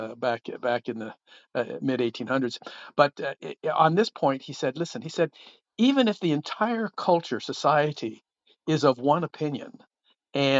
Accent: Ottawa, Ontario, Canada; up here in Ottawa, Canada, my hometown

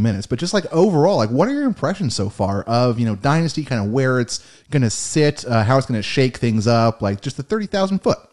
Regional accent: United States; we are American

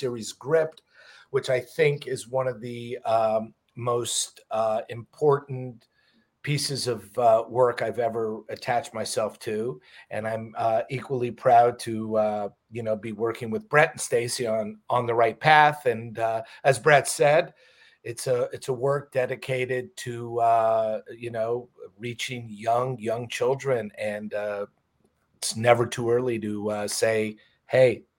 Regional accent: Montreal, Quebec, Canada; moved away as an adult; now in Los Angeles, United States; I'm originally from Montreal, Canada. Moved to LA when I was about 22 years old

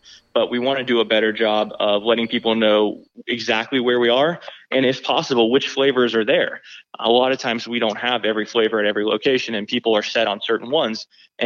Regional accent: Georgia, United States; I grew up in Georgia, but we went back to visit a lot

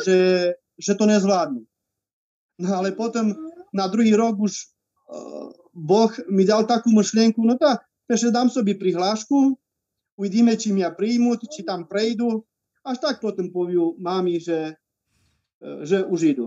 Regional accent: Jakubany, Prešov Region, Slovakia; now in Snina, Slovakia; ja pochádzam od staroľubovníc z Jakubian

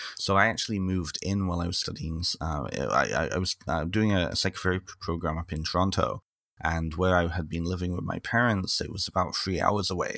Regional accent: North Wales, United Kingdom; now in Ontario, Canada; I'm originally from the United Kingdom, so I grew up in, well, I partly grew up in North Wales

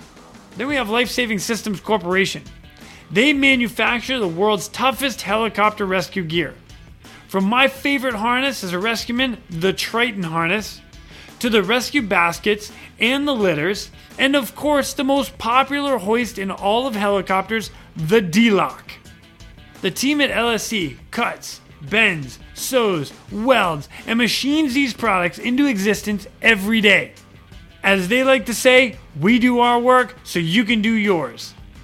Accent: the South, United States; accent: Southern drawl; I don't sound like I'm from Wicked Boston either, just in case it comes out. {S1} That's it. {S0} That's what military does. Lost the Southern drawl.

